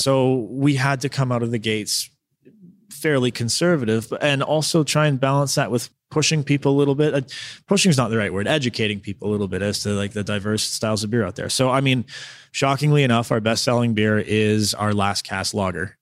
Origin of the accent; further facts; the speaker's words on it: Southern Ontario, Canada; moved away as an adult; also born or lived in Victoria, British Columbia; now in Smithers, Canada; I'm from Southern Ontario, but I moved to Victoria in two thousand seven to go to school.